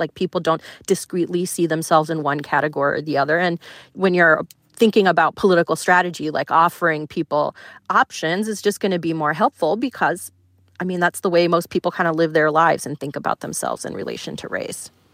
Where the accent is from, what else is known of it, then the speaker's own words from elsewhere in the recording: Florida, United States; I grew up in Florida